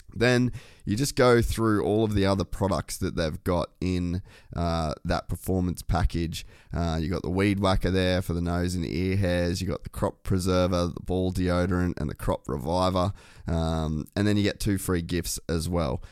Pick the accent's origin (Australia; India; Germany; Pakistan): Australia; Cairns, Queensland; moved away as an adult; also born or lived in Huntington Beach, California, United States; now in Burleigh, Australia; I grew up in Cairns